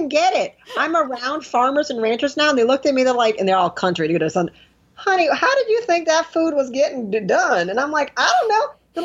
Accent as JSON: {"language": "English", "town": "Detroit", "region": "Michigan", "country": "United States", "said": "I'm from Detroit."}